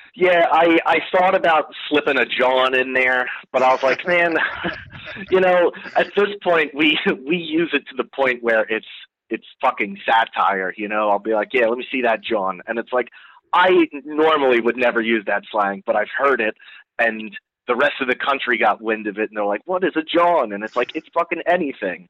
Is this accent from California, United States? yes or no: no; New Jersey, United States; I'm born and raised in New Jersey